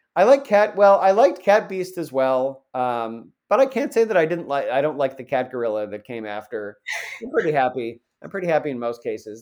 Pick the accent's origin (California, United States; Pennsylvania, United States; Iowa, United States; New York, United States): New York, United States; Central; I'm from Central New York